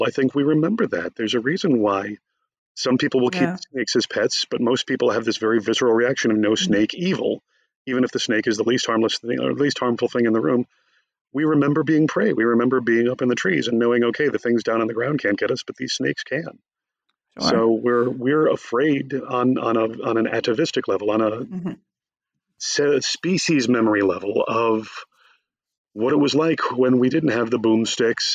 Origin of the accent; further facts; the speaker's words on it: Connecticut, United States; I'm from Connecticut originally